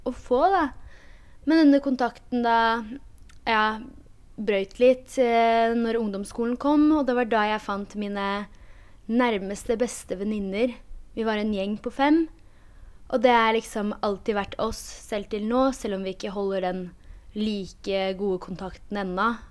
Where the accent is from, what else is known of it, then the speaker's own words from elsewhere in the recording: Hønefoss, Buskerud, Norway; Norwegian is a second language; moved away as an adult; also born or lived in Poland; now in Oslo, Norway; Jeg har jo bodd i Hønefoss siden jeg var ti år. Det var da jeg flytta dit fra Polen.